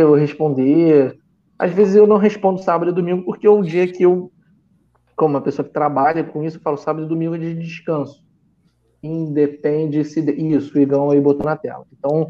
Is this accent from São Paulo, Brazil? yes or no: no; Rio de Janeiro, Brazil; Eu nasci e cresci em Copacabana